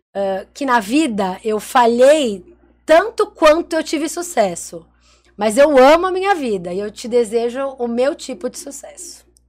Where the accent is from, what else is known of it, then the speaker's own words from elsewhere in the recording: Santos, São Paulo, Brazil; Nós nascemos como empreendedoras 013, porque nós somos de Santos